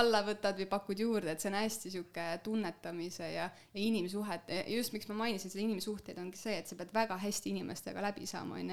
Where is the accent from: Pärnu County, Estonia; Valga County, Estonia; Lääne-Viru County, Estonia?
Valga County, Estonia; Sangaste; mina olen äh, pärit Sangaste alevikust